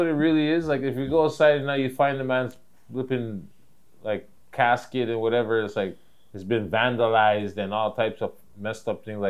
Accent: Toronto, Ontario, Canada; I'm from Toronto.

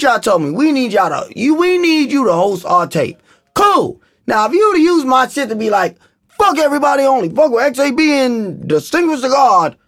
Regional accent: New Rochelle, New York, United States; I'm from New Rochelle, New York, Lincoln Avenue

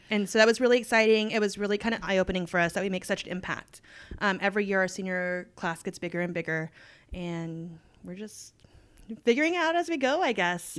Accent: Texas, United States; I was born and raised in Texas, love it, never leaving

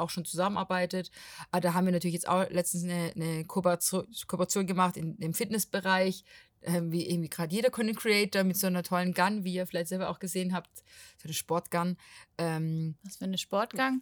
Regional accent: Portugal; now in Stuttgart, Germany; Ich bin aus Portugal, aber wohne in Stuttgart

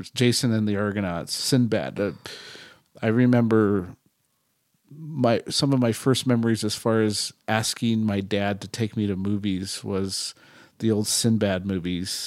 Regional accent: Bay Area, California, United States; me growing up in the Bay Area

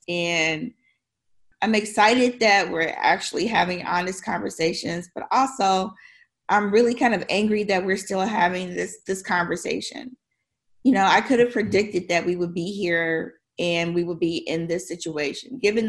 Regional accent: Tennessee, United States; also born or lived in Chicago, United States / Detroit, United States; I was born in Chicago, and I started school in Detroit after the riots, or I should say the uprisings. And then I went to school, junior high and high school, in Tennessee.

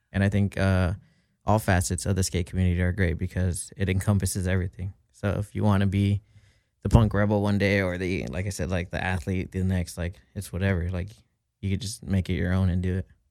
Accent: Downey, California, United States; also born or lived in Lynwood; I grew up in Downey.

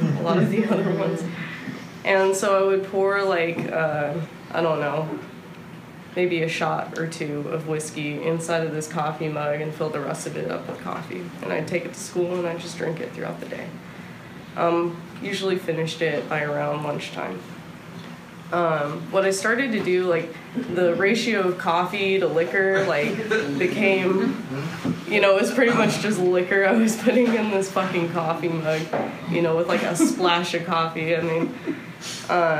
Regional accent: Bay Area, California, United States; also born or lived in New Orleans, Louisiana / Houston, Texas; now in Austin, United States; I grew up in California, lived in New Orleans for a second, lived in Houston for a long time, and came up to Austin for college

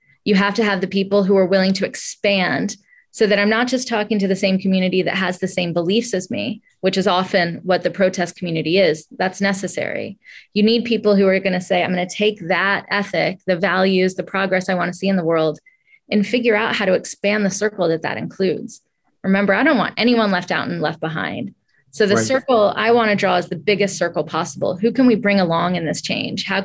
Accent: Atlanta, Georgia, United States; I grew up in Atlanta, Georgia in the 80s, very much black and white South

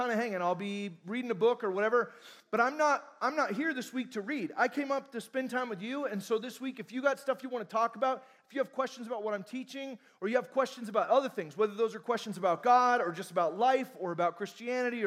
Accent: Fullerton, California, United States; I'm from Fullerton, California

